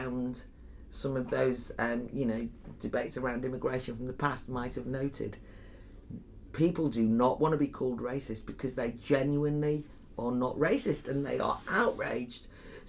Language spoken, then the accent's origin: English; Wales, United Kingdom; I'm from North Wales, the Flintshire.